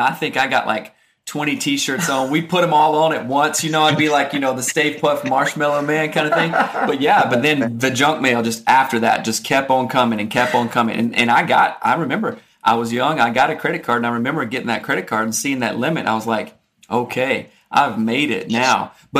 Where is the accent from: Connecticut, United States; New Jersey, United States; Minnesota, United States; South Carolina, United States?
South Carolina, United States; Greer; because I'm from South Carolina. I'm from South too.